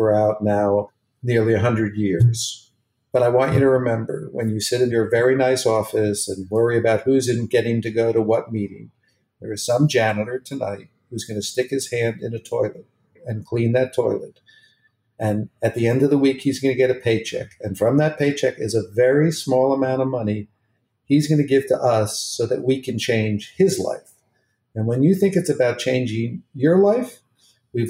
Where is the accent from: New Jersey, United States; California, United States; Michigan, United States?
New Jersey, United States; West Orange; I grew up in New Jersey